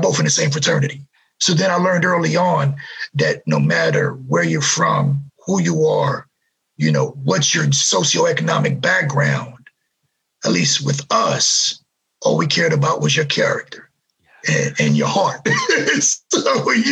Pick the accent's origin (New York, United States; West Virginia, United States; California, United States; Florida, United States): New York, United States; New York City; growing up in New York City during this torrid, horrible representation of poverty, degradation, drugs, crime, and no one cared about us